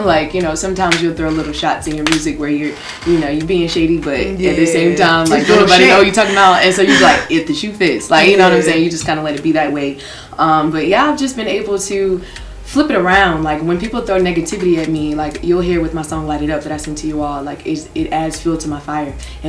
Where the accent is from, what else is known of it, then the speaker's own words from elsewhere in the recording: Raleigh, North Carolina, United States; it was just a lot of things growing up in Raleigh where you know, shout out to East Garner, shout out to Enloe, shout out to A&T